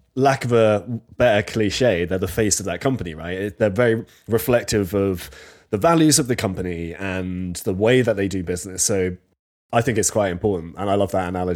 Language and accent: English; Bedfordshire, East of England, United Kingdom; I'm from Bedfordshire myself.